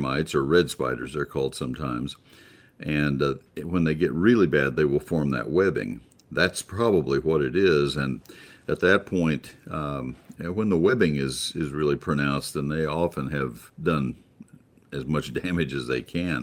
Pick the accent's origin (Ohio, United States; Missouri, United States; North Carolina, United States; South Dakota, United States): South Dakota, United States; now in Alpine, United States; I'm originally from South Dakota